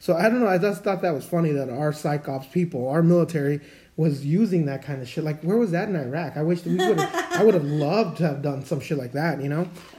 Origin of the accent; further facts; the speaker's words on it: Mexico; I know I came from Mexico and we have some really crazy stuff that we believe in down there, right?